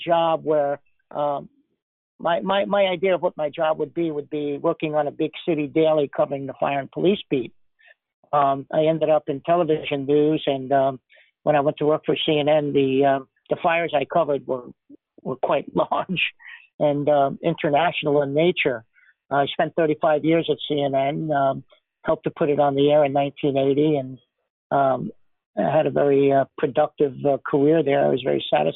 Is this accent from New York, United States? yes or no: yes; New York City, New York, United States; moved away as an adult; now in Washington, D.C., United States; I was born and raised in the Bronx, New York City